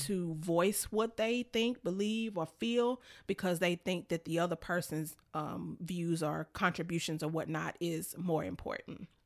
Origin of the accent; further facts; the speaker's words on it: Memphis, Tennessee, United States; I'm from Memphis, and not that I grew up in the hood or anything like that, but, you know, when you grow up in Memphis